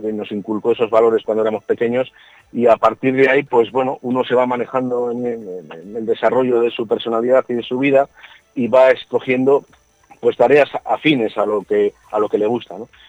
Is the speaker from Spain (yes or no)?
yes; Burgos, Castile and León, Spain; yo soy de Burgos